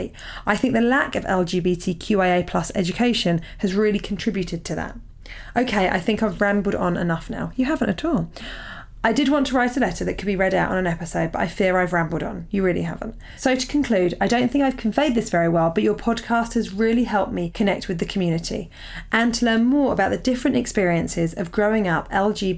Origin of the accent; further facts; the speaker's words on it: Portsmouth, South East England, United Kingdom; moved away; Portsmouth New Theatre Royal. This is my hometown gig